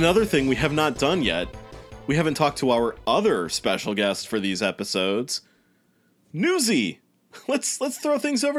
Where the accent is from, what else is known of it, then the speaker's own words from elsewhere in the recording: Midwest, United States; I was in the Midwest, my hometown